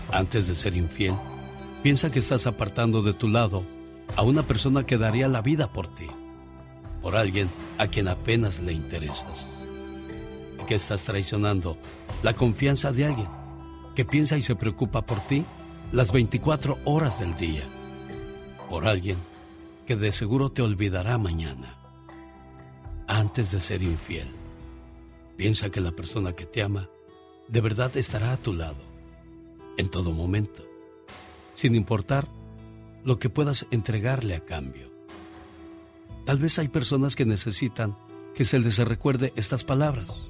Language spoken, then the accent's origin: Spanish; Torreón, Coahuila, Mexico; moved away; y un día salí de Torreón. Pero Torreón nunca salió de mí.